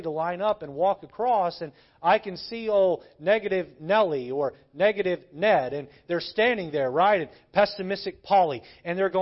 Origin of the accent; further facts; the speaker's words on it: Southeast, United States; now in Connecticut, United States; I grew up in the Southeast where it was legal to ride in the back of pickup trucks down the highway